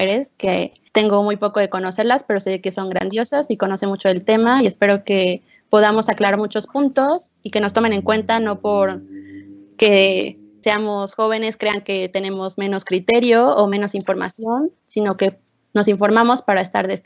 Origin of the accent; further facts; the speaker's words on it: Oaxaca, Mexico; tengo 21 años, soy de Oaxaca